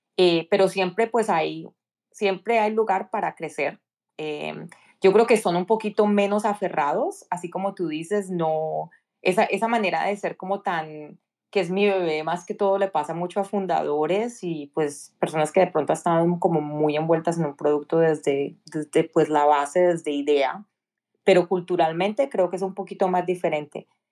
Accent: Cali, Valle del Cauca, Colombia; moved away as an adult; now in United States; soy originalmente nací y crecí en Cali, Colombia.

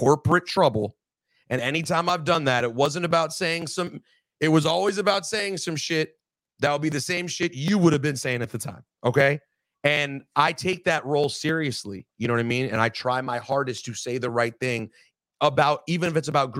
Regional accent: United States; I'm not Israeli. I'm American.

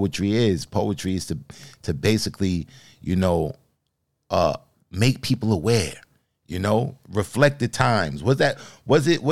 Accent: New York, United States; me being from New York

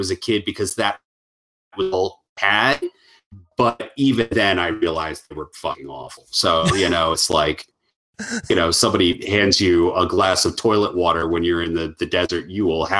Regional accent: Western Maryland, United States; also born or lived in Baltimore; I am a Maryland boy, and I grew up in Western Maryland, moved to Baltimore

